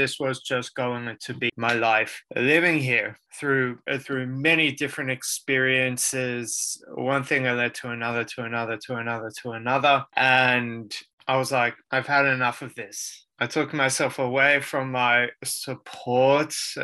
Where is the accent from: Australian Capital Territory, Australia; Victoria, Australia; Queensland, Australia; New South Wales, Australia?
New South Wales, Australia; Sydney; also born or lived in Israel; I was born in Sydney, Australia. I have been here majority of my life.